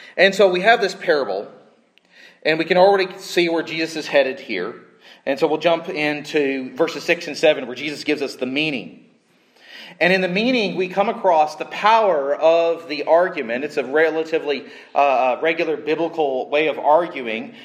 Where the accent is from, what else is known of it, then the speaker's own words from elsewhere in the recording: Southern California, United States; I grew up in Southern California